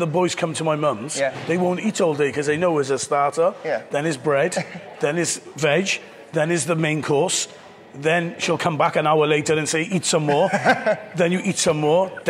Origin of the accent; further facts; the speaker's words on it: Iraq; now in Cardiff, United Kingdom; I'm from Iraq